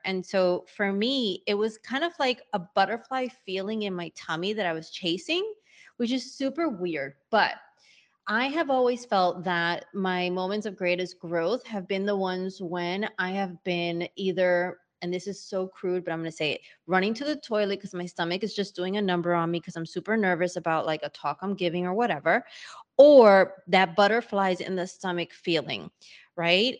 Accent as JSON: {"language": "English", "region": "New York", "country": "United States", "tie": "born or raised there", "also_born_or_lived": "Hanover, New Hampshire / Sydney, Australia", "moved": "yes", "said": "being a born and bred New Yorker, and my parents as well, it's not like I'm from really anywhere else"}